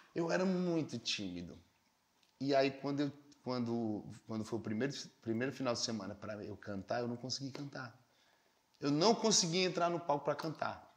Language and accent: Portuguese; Fortaleza, Ceará, Brazil; also born or lived in Campina Grande, Paraíba; Eu sou de Campina Grande, na Paraíba, né? E saí de Campina Grande com oito anos para morar aqui em Fortaleza.